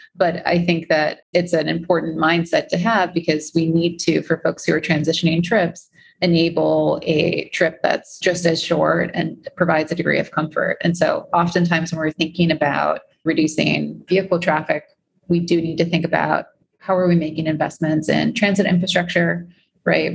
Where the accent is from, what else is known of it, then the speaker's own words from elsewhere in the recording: Chicago, Illinois, United States; now in New York, United States; growing up in Chicago